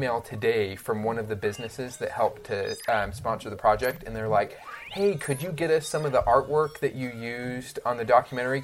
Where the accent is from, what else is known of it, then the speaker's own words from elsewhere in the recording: Utah, United States; I grew up in Utah